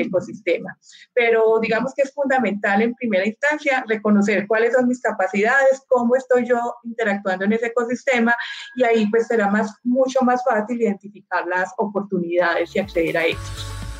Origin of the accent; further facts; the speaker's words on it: Colombia; como colombianos